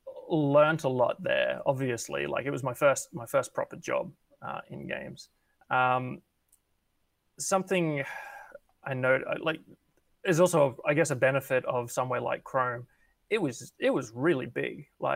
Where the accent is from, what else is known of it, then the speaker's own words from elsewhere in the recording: Brisbane, Queensland, Australia; also born or lived in Sydney; I'm from Brisbane, but I was living in Sydney for 4 or 5 months working there on LA Noir.